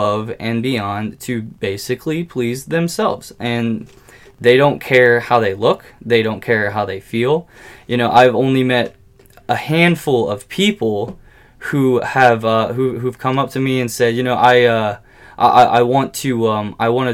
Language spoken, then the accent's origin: English; United States; I'm an American